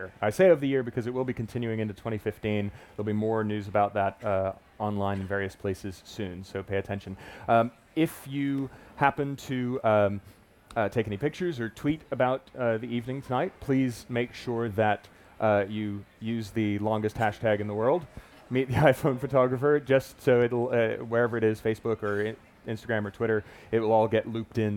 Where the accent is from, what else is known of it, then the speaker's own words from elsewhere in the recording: Miami Beach, Florida, United States; moved away; also born or lived in Fort Lauderdale; I grew up in Miami Beach, Fort Lauderdale, and spent a lot of my time when I lived there on the beach